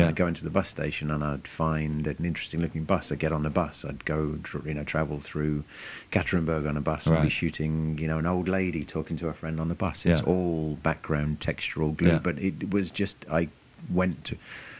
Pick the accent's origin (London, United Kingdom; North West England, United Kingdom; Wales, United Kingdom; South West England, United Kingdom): London, United Kingdom; explained that I was a filmmaker from London and I wanted to make a film about him.